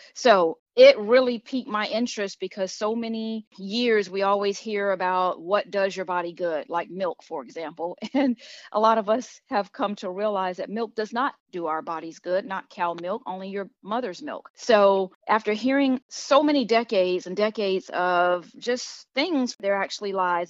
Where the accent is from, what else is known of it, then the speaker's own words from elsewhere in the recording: Miami, Florida, United States; now in Charlotte, United States; I live in the Charlotte, North Carolina area. However, I am originally from Miami, Florida.